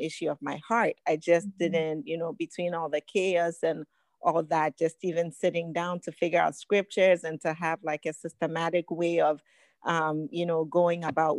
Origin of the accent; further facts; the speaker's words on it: Ghana; now in United States; I was born in Ghana, West Africa